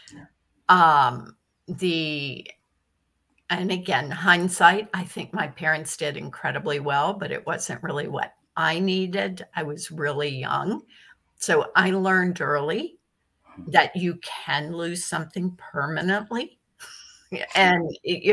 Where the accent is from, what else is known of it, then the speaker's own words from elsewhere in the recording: Virginia, United States; now in New York, United States; I grew up in Virginia on a farm